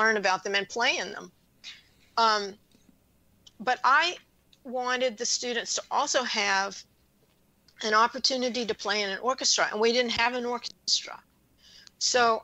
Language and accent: English; Louisiana, United States; moved away; I grew up in Louisiana